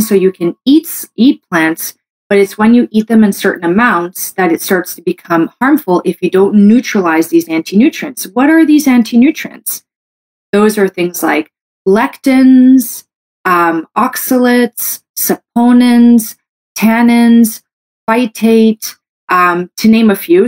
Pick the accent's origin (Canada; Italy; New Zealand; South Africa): Canada; I'm a Canadian medical doctor